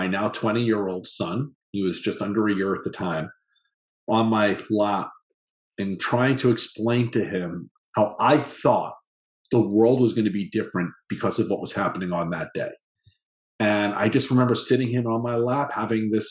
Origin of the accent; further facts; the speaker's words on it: Long Island, New York, United States; moved away; also born or lived in Parkland, Florida; I had the totally perfectly normal childhood growing up on Long Island